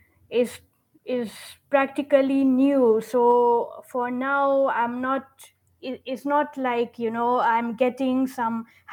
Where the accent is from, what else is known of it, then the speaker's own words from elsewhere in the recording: Nigeria; moved away as an adult; also born or lived in London; I was brought up in Nigeria